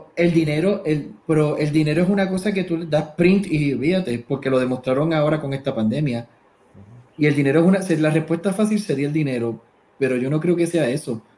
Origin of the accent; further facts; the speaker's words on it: Puerto Rico; now in United States; somos boricua